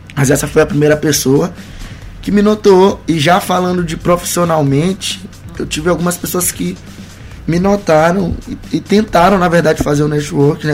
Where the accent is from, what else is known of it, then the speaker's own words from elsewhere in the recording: Maranhão, Brazil; em nenhum momento eu nego que eu sou maranhense, que eu vim daqui